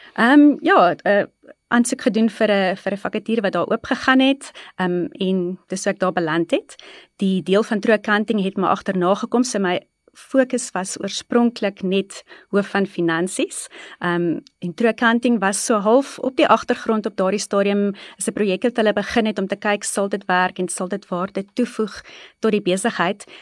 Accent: East Rand, Gauteng, South Africa; ek is gebore in die Oosrand, altyd in die Oosrand gebly en daar grootgeword.

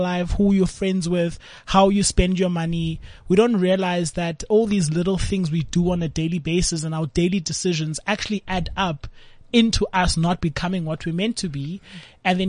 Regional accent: Cape Town, Western Cape, South Africa; I grew up in Langa Township

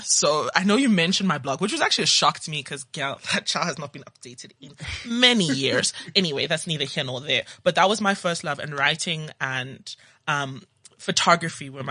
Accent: Johannesburg, Gauteng, South Africa; also born or lived in Zimbabwe / Cape Town / Nigeria; now in Johannesburg, South Africa; I am Nigerian by heritage. I was born in Zim and I grew up in Johannesburg, went to school in Cape Town, and now I'm back in the mother city.

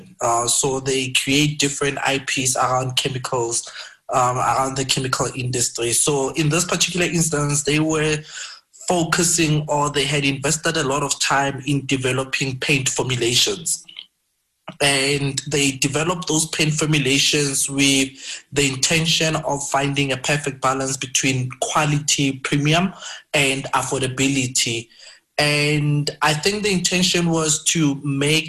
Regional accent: Brits, North West, South Africa; also born or lived in Cape Town; I grew up in Madinyane. It's a very small village in Brits, Northwest, and matriculated in a township next to Madinyane

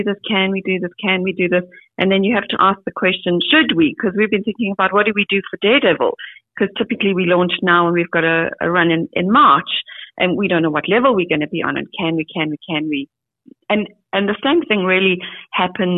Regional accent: South Africa; as a South African

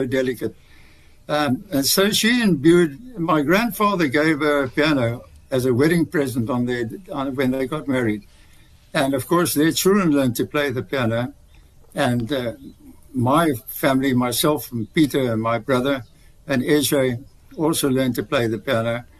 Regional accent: Colesberg, Northern Cape, South Africa; first language English; also born or lived in Smithfield, Free State; I went to school eventually in Colesberg, where I was the only English-speaking boy in the Colesberg High School

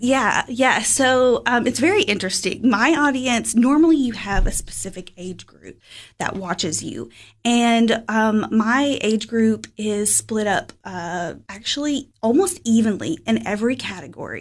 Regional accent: Fentress County, Tennessee, United States; moved away as an adult; now in Cookeville, United States; I am from Fentress County, so I graduated from Clark Range High School, little rural community in 2011

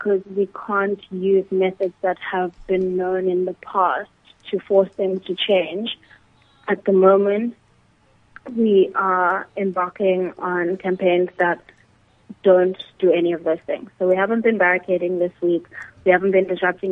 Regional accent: South Africa; we do need to deal with as a South African society

